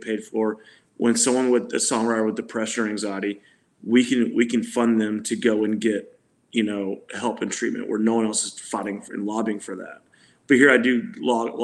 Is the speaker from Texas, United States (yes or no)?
yes; Texas, United States; as a Texan